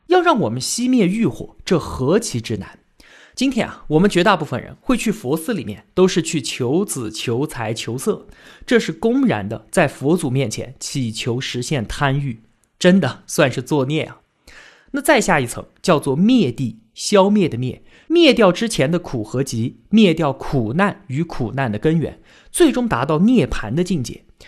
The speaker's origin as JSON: {"language": "Chinese", "country": "China", "said": "儒学是我们中国人数千年来的信仰"}